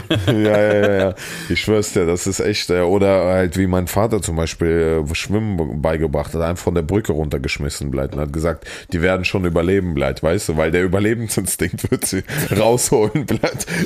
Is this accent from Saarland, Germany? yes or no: yes; Saarland, Germany; accent: Saarland; die Leute meinen, ich habe so einen krassen Akzent und ich konnte nicht, weil im Saarland ist so krass, ne?